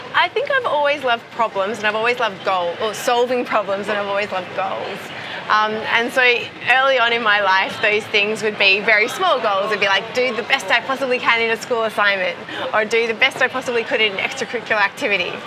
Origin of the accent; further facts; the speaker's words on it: Perth, Western Australia, Australia; Perth, my hometown in, in Australia